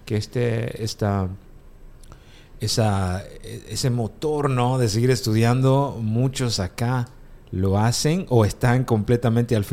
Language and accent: Spanish; Guatemala; Guatemala, yo soy guatemalteco